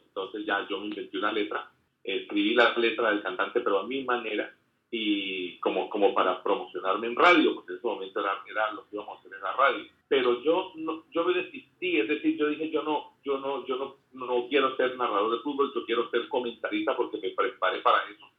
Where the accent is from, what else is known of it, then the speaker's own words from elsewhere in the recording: Colombia; me caracteriza como colombiano